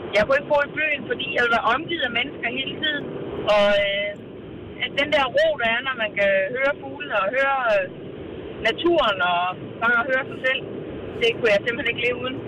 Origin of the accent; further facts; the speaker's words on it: Gilleleje, Capital Region of Denmark, Denmark; nu er jeg født og opvokset i Leje